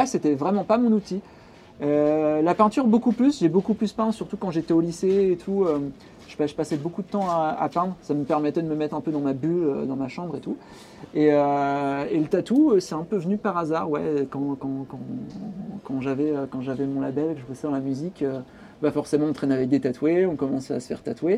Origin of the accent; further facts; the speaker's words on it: Pacy-sur-Eure, Eure, Normandy, France; also born or lived in Courbevoie; now in Rouen, France; j'ai grandi à Passy-sur-Orgue, qui est en gros une ville de, de l'Eure, qui est entre entre Rouen et Paris